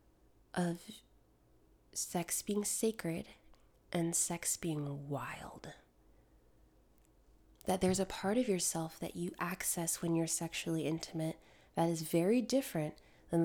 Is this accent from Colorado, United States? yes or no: no; Connecticut, United States; also born or lived in Jamaica (ancestry); now in Georgia, United States; The church I grew up in was in Connecticut